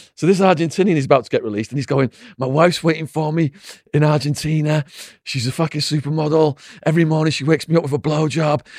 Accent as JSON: {"language": "English", "town": "Widnes", "region": "North West England", "country": "United Kingdom", "tie": "born or raised there", "said": "my hometown, Widnes"}